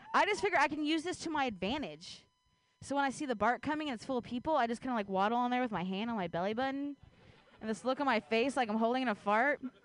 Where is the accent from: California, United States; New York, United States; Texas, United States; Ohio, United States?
Ohio, United States; now in San Francisco Bay Area, United States; I grew up in Ohio